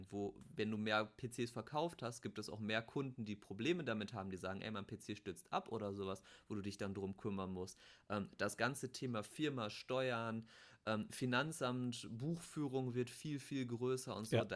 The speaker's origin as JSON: {"language": "German", "town": "Bochum", "region": "North Rhine-Westphalia", "country": "Germany", "said": "also ich komme ja aus Bochum, der kam auch aus dem Ruhrgebiet"}